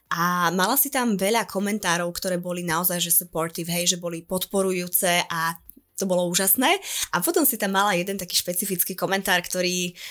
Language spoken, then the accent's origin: Slovak; eastern Slovakia, Slovakia; ako sa hovorí u nás na východe